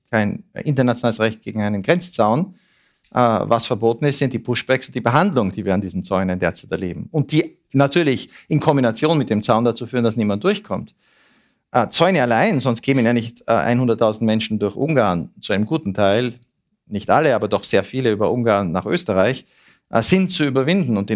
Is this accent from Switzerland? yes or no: yes; Switzerland; Das wollen wir als Schweizer ja auch nicht, dass unsere Polizei sich so verhält.